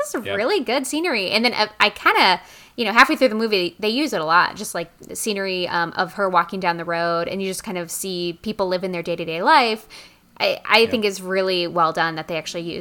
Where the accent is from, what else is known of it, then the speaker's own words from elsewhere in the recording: United States; as an American